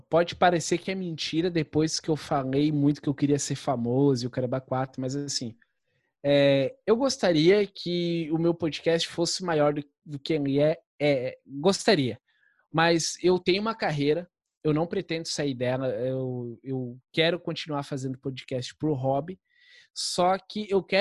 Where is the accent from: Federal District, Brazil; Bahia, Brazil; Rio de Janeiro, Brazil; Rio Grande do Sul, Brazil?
Rio Grande do Sul, Brazil; Eu sou gaúcho, tá? Eu posso falar mal de gaúcho. Eu tenho toda a liberdade para falar